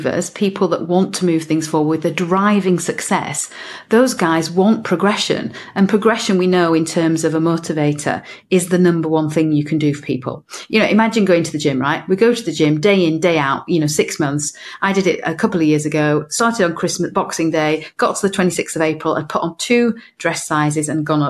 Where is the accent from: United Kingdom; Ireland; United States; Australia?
United Kingdom; north of England; now in Cardiff, United Kingdom; I'm from Cardiff, originally from the north of England